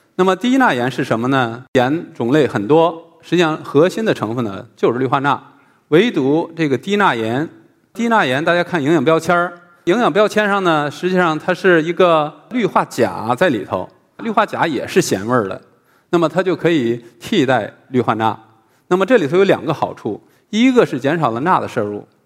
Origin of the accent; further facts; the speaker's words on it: China; 我们中国人